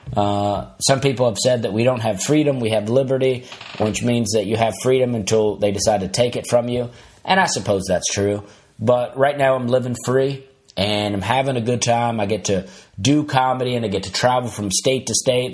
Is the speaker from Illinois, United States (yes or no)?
no; Alabama, United States; my own high school as a kid growing up in Alabama